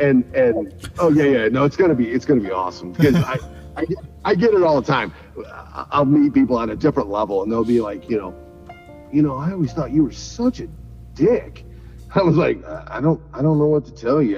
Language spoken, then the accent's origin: English; Sycamore, Illinois, United States; moved away; also born or lived in Sandwich, Illinois; I'm, from Sycamore